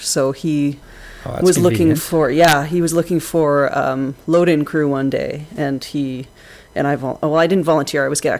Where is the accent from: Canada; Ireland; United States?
Canada; Prince George, British Columbia; moved away as an adult; now in Toronto, Canada; I was born in Prince George, British Columbia.